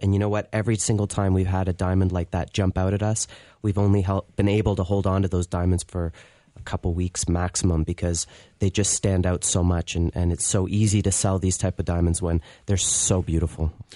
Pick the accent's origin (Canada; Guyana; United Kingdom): Canada; being in Canada